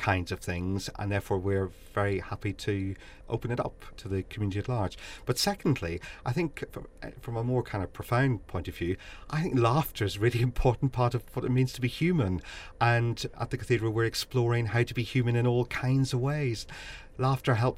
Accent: Ireland; now in Leicester, United Kingdom; I'm an Irishman

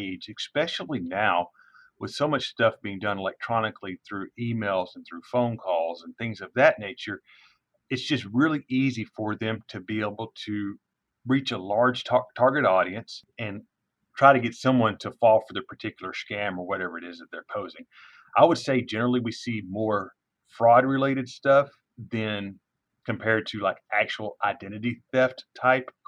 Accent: East Texas, United States; moved away as an adult; now in Denton, United States; I'm originally from East Texas

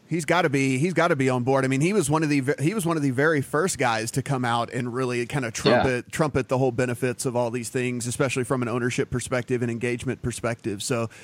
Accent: Louisiana, United States; my home state, Louisiana

